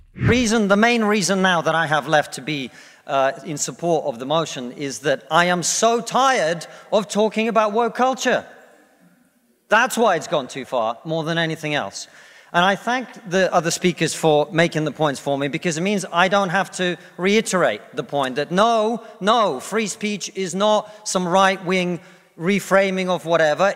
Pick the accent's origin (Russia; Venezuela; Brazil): Russia; now in United Kingdom